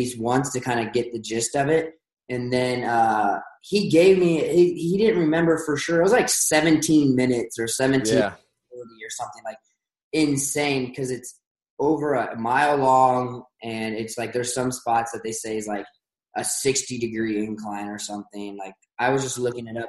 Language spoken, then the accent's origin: English; outside Columbus, Ohio, United States; now in Utah, United States; I was born in Columbus, grew up in Beaufortin, which is just outside